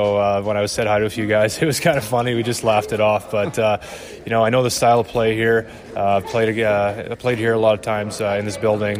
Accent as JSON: {"language": "English", "town": "Montreal", "region": "Quebec", "country": "Canada", "tie": "born or raised there", "moved": "as an adult", "said": "coming from Montreal, I was playing for my hometown team."}